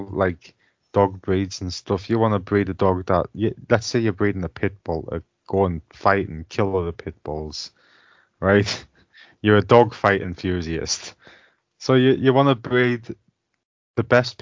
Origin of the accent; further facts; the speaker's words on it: United Kingdom; us Limeys